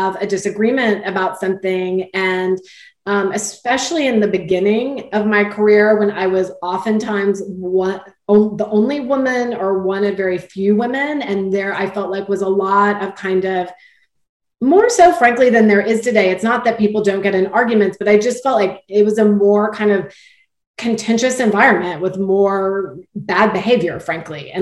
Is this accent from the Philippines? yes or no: no; Texas, United States; I'm from Texas, I'm from, you know, the Southwest, South-ish, but, you know, I grew up with manners being a big part of my upbringing